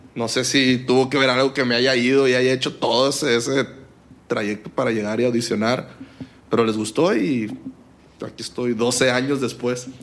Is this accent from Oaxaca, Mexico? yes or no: no; Culiacán, Sinaloa, Mexico; moved away; also born or lived in Monterrey; soy de Culiacán, Sinaloa